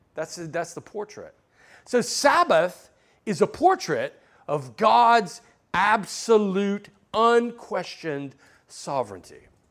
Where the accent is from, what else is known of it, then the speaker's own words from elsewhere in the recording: Alabama, United States; now in Southern California, United States; I grew up in Alabama